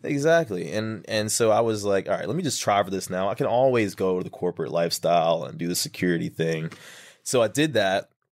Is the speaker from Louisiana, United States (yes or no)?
no; Finette, Texas, United States; I grew up in Texas, small town kid